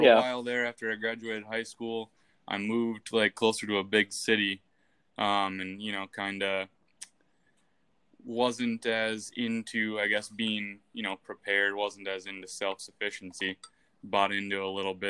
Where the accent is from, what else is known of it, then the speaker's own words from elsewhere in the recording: far north Wisconsin, United States; I grew up far north in Wisconsin, kind of in the middle of the woods